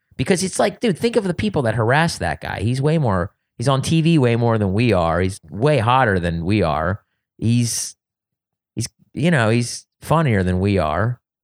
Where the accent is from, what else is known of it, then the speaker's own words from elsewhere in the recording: suburbs of Philadelphia, Pennsylvania, United States; moved away; also born or lived in Wilmington, Delaware / Ohio / California; I grew up in the suburbs of Philadelphia